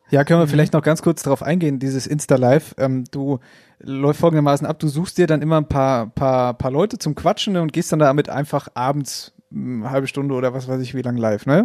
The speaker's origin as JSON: {"language": "German", "region": "Hesse", "country": "Germany", "said": "bei uns in Hessen"}